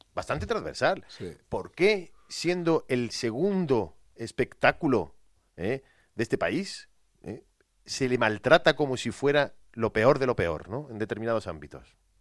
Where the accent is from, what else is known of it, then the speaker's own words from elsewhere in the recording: Jaén, Andalusia, Spain; yo soy de Jaén